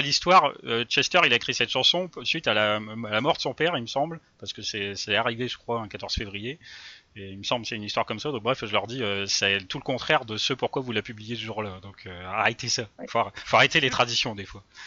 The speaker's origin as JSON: {"language": "French", "country": "France", "said": "nous en tant que Français"}